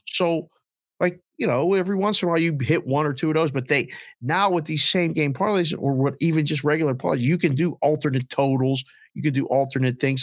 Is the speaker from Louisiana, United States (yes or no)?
no; Pittsburgh, Pennsylvania, United States; moved away as an adult; also born or lived in Caribbean; now in Scottsdale, United States; growing up in Pittsburgh and having some really hard winters